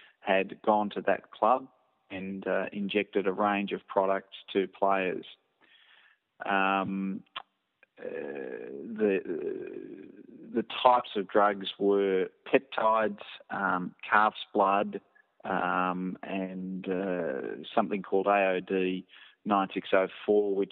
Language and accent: English; Australia; I'm Australian